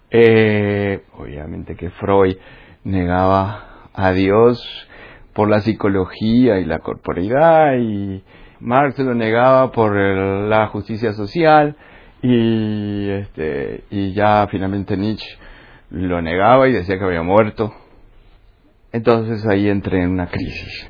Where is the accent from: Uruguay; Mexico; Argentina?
Uruguay; moved away as an adult; also born or lived in Colombia; Nací en Uruguay. Vale. De familia italiana. Y bueno, he vivido la mitad de mi vida en Uruguay y la otra mitad en Colombia